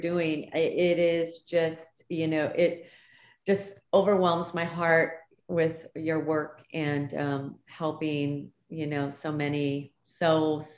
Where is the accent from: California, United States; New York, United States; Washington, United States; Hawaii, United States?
Hawaii, United States; moved away; I'm originally from Hawaii, born and raised in Hawaii